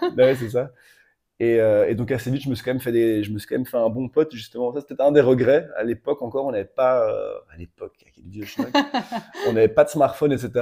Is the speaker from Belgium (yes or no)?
yes; Brussels, Brussels-Capital Region, Belgium; j'ai 33 ans, je viens de Bruxelles.